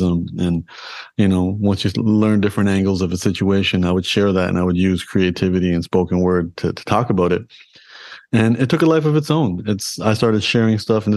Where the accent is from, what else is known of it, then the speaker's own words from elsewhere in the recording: Toronto, Ontario, Canada; I was born and raised in Toronto in Canada